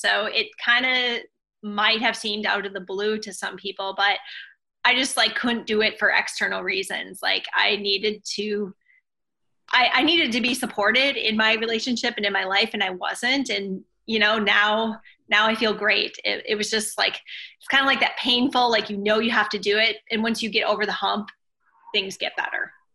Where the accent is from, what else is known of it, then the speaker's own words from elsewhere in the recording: Minnesota, United States; also born or lived in Oregon; now in California, United States; I grew up in Minnesota and then lived in Oregon